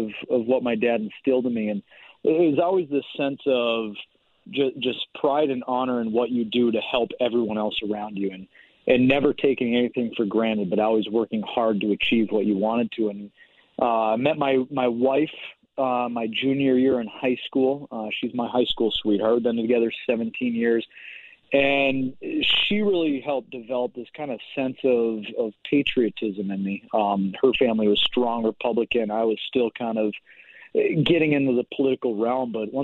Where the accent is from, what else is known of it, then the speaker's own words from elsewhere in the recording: Minnesota, United States; moved away as an adult; We moved back to our home state of Minnesota